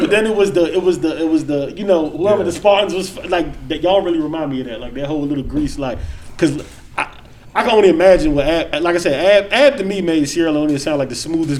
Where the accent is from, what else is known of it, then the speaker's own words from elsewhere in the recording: Barbados; I'm from Barbados.